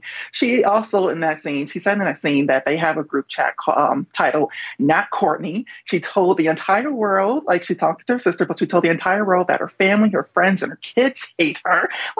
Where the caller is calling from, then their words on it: New York, United States; I'm calling in from New York.